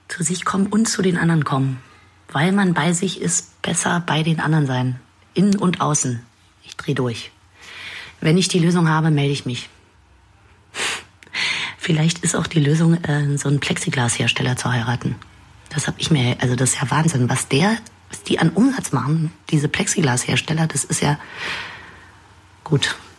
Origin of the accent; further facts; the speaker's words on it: Berlin, Germany; als Berlinerin